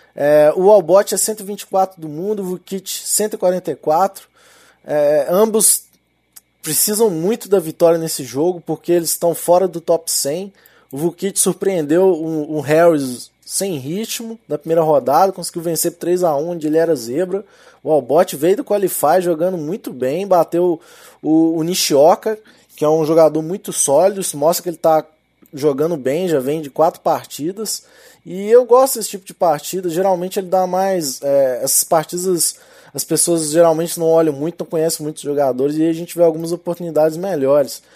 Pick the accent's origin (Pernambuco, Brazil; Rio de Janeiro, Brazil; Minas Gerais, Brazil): Minas Gerais, Brazil; accent: mineiro; Com meu sotaque aqui de mineiro